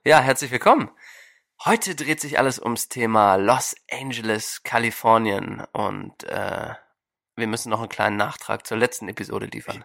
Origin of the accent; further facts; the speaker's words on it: Germany; now in Portland, United States; als Deutscher